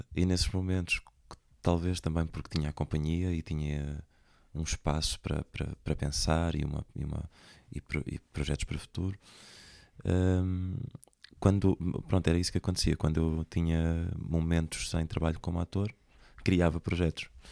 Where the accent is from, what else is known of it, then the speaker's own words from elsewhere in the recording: Centro, Portugal; moved away as an adult; also born or lived in Lisbon; now in Porto, Portugal; sou do, do centro do país